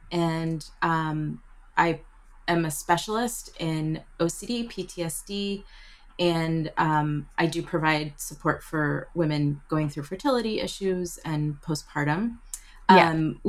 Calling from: New York, United States; Oh, thank you. I'm joining you from New York. I live in New York.

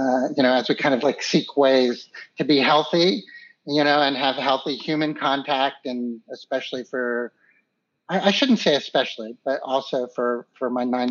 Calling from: Philadelphia, Pennsylvania, United States; So I'm calling from Philadelphia.

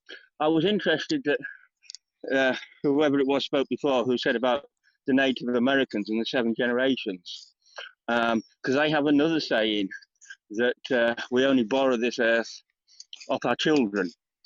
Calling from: United Kingdom; I'm joining you from the UK.

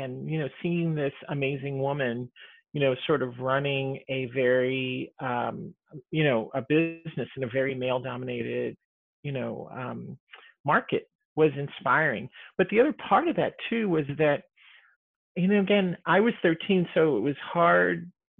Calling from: Seattle, Washington, United States; At home, from Seattle.

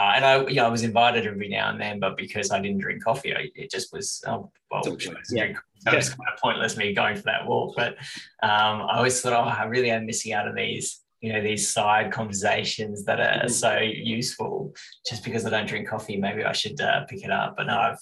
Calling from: Canberra, Australian Capital Territory, Australia; So currently I'm in Canberra. It's got a rainy day outside.

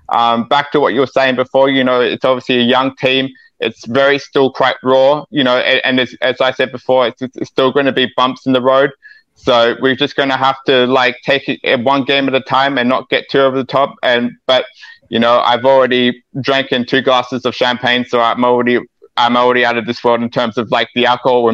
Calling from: Australia

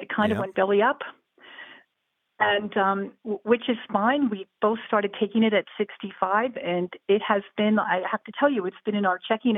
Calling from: Northern New Jersey, United States; I'm calling from Northern New Jersey, a bedroom community of Manhattan. My husband is 73. I am 67.

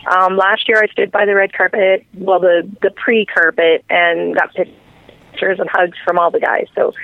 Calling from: Canada; Happy … calling from Canada.

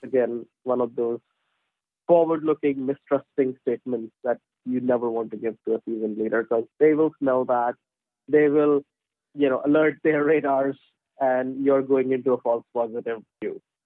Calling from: London, United Kingdom; I'm calling from London, United Kingdom.

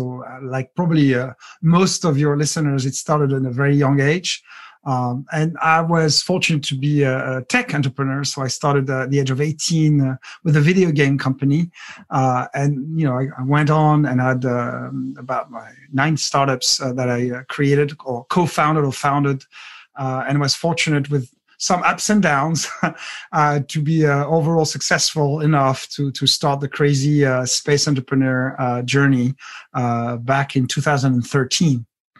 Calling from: Seattle, Washington, United States; I'm in Seattle, so in Pacific Northwest, United States of America.

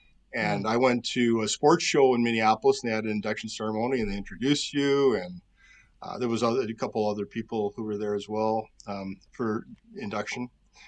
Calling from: Thunder Bay, Ontario, Canada; Thunder Bay, Ontario, where it's a balmy minus 35 this morning.

